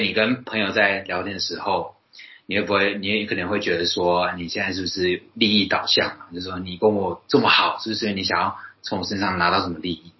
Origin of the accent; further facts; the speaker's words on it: Taoyuan, Taiwan; 例如说我台语很烂，那可能人家笑说啊你瓦新啦，然后是你是客家人嘛，因为跟我桃园来的嘛，那你说我是客家人